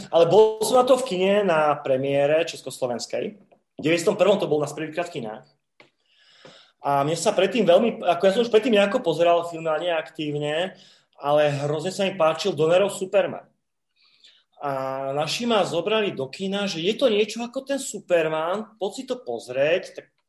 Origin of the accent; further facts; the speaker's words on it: Slovakia; u nás na STVčke bol Nosferatu